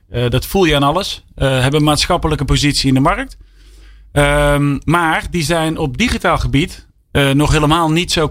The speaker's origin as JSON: {"language": "Dutch", "town": "Breda", "region": "North Brabant", "country": "Netherlands", "said": "ik kom uit Brabant. Van origine, uit Breda."}